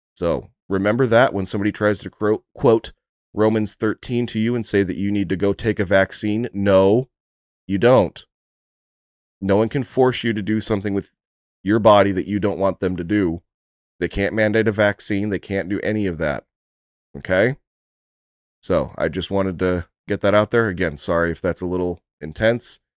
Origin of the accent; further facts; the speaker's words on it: United States; as an American